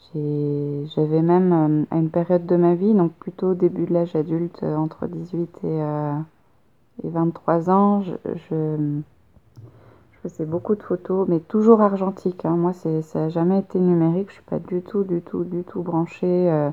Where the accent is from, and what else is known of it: France; moved away as an adult; also born or lived in Poitiers, France; now in Montreal, Canada